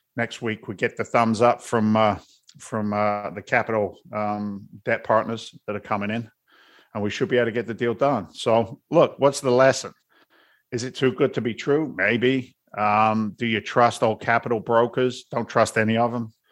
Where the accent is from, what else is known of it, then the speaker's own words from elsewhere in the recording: London, United Kingdom; now in Boston, United States; I'm an immigrant from London, England. And now I live in Boston. You put that accent together